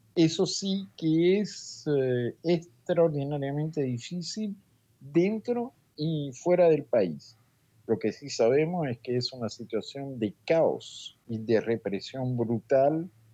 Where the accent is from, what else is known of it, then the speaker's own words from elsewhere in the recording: Cuba; now in Paris, France; en mi país